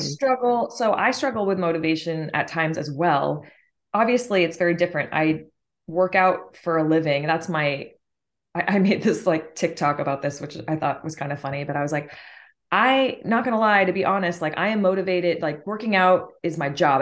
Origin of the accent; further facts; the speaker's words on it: Martha's Vineyard, Massachusetts, United States; I am originally from Martha's Vineyard, Massachusetts